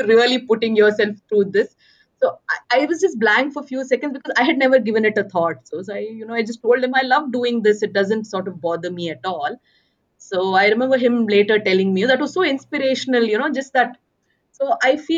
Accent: Bangalore, Karnataka, India; moved away as an adult; now in Manipal, India; born and brought up in Bangalore.

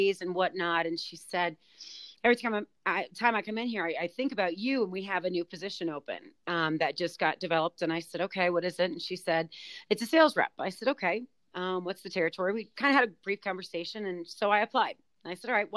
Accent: New Orleans, Louisiana, United States; I was actually born in New Orleans, Louisiana. So I am from the South

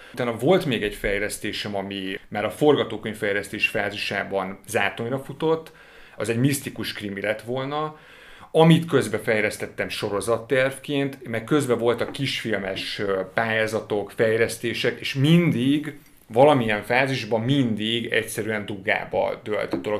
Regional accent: Budapest, Hungary; ahol felnőttem, a 17. kerületben, egy panel rengetegben.

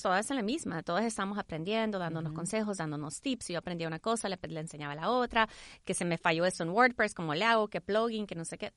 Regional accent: El Salvador; also born or lived in Houston, United States; now in United States; nací en Houston, crecí en El Salvador

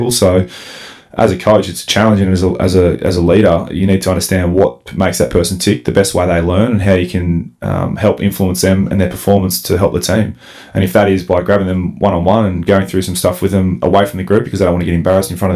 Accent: Melbourne, Victoria, Australia; I come from Melbourne four and a half hours up here into the bush

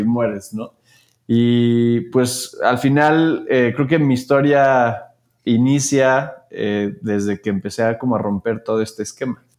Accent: Querétaro, Mexico; Yo soy de Querétaro

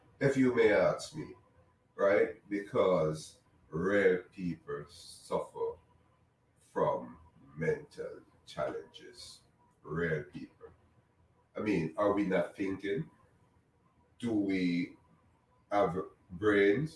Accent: Jamaica; now in United States; I'm Jamaican, right? I'm in the United States though

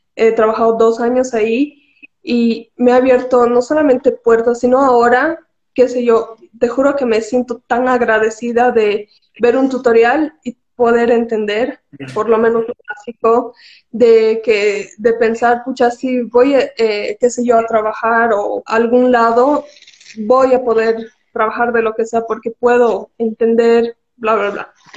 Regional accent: Cochabamba, Bolivia; also born or lived in La Paz; he nacido en La Paz, hemos nacido en La Paz por el trabajo de mi papá, pero toda nuestra vida viviendo en Cocha, así que creo que soy más cochabambina que cualquier cosa

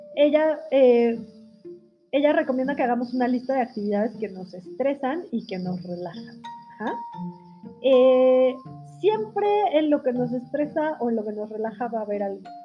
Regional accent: Mexico; en México que tenemos la tradición del altar de muertos y del Día de Muertos

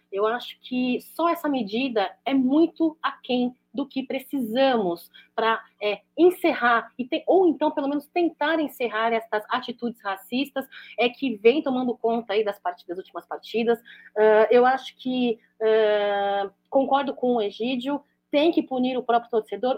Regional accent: Brazil; já sou nascida no Brasil, um país que acolheu meus pais, acolheu minha, meus avós

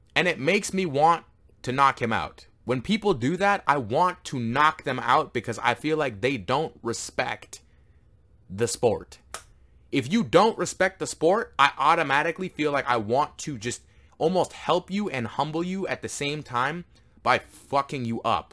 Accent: Canada; I am Canadian

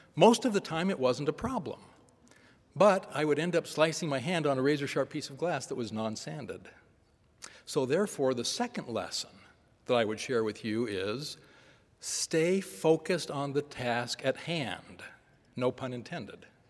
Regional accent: Northern California, United States; Growing up in Northern California during a period of frequent protests and periodic riots

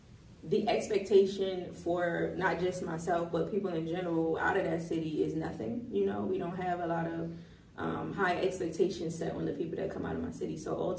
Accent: Baltimore, Maryland, United States; So I was born in Baltimore City. West Baltimore City is the, I guess, born and raised element of me.

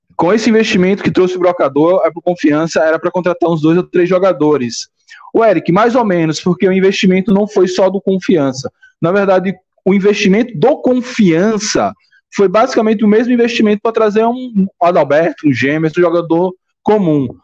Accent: Marcos Freire, Sergipe, Brazil; also born or lived in Aracaju; Morei muitos anos no Marcos Freire, cresci lá

